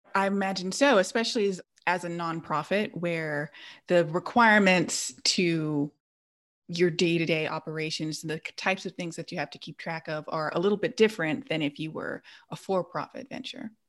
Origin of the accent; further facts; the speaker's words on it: Los Angeles, California, United States; I grew up in the South Bay and I call a lot of the area L